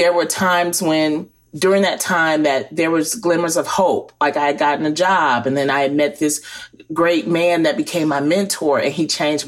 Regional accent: Detroit, Michigan, United States; In Detroit, Michigan, where I grew up

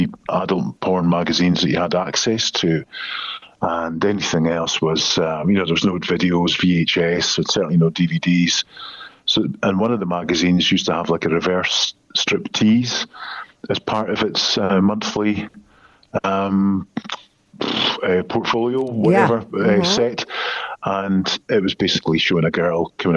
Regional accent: Scotland, United Kingdom; accent: Scottish; I'm from Scotland, so it's a Scottish accent

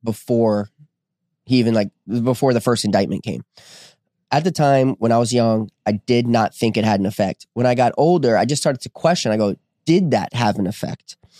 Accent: New Jersey, United States; I was born in New Jer-, New Jersey

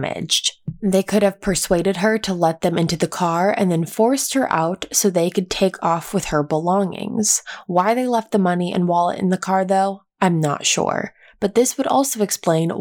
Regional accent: East Coast, United States; now in California, United States; I grew up on the East Coast

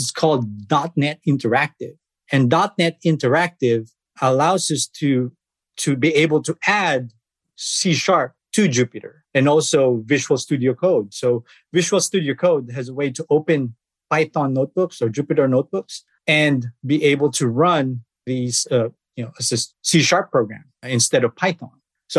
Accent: Philippines; I was born in the Philippines. I started programming back in high school, I started with GW Basic.

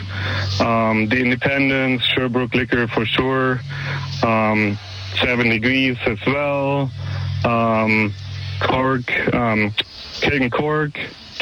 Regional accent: Germany; moved away as an adult; now in Alberta, Canada; I grew up in Germany with my dad working at a German brewery for 40 years

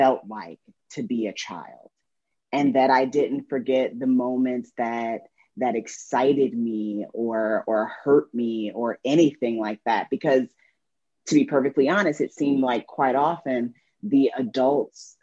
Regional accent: Indiana, United States; my girlhood growing up in Indiana

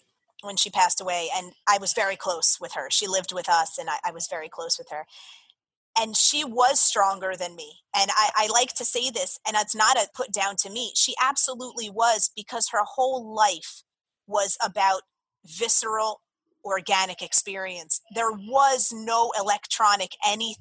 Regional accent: Jersey Shore, New Jersey, United States; born or raised there; moved away as an adult; also born or lived in Florida

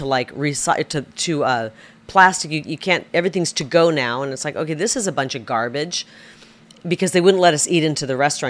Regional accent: Iowa, United States; I'm a big talker. I'm from Iowa.

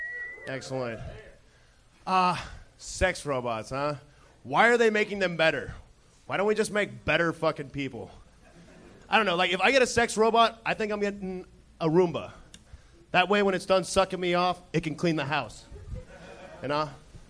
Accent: Reno, Nevada, United States; now in Los Angeles, United States; Reno, Nevada.

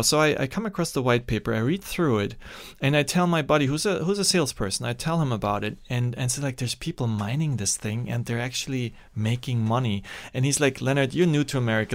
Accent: Germany; English is a second language; also born or lived in Austria / Sri Lanka; now in United States; there's communism on the, on the wrong side of the German border, and that's where I, where I grew up.

